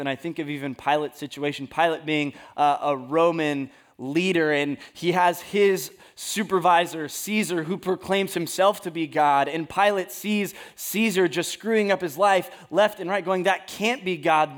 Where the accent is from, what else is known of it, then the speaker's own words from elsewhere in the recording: California, United States; I am from California